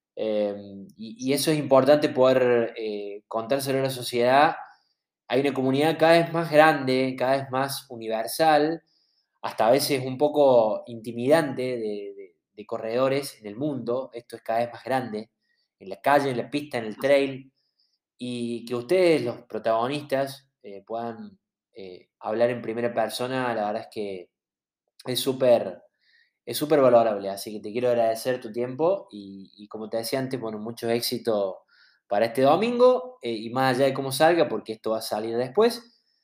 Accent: Córdoba, Argentina; nosotros somos de Córdoba, no somos de Buenos Aires

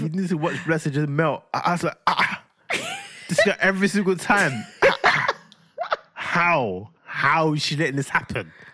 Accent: London, United Kingdom; I'm from London

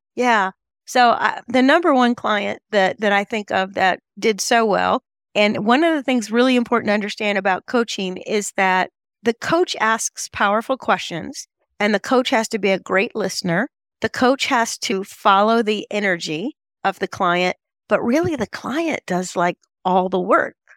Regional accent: Charlotte, North Carolina, United States; I come from Charlotte, North Carolina

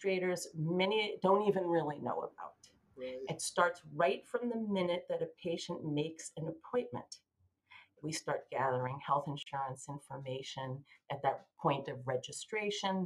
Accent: Massachusetts, United States; also born or lived in Philadelphia / Boston; I'm from Massachusetts.

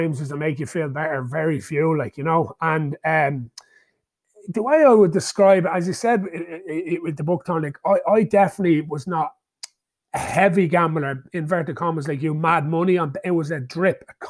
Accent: Ireland; born or raised there

